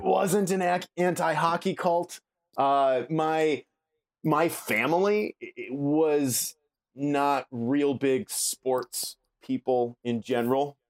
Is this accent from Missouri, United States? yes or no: no; Milaca, Minnesota, United States; now in Chicago, United States; I grew up in, uh, Minnesota, small town, central, rural Minnesota